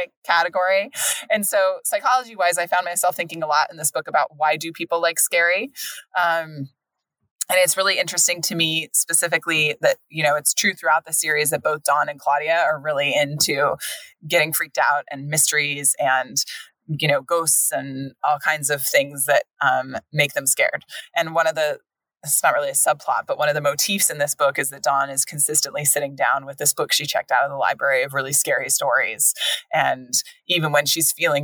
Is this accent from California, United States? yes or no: yes; America's breadbasket, California, United States; moved away; also born or lived in East Coast, United States; we come from America's breadbasket.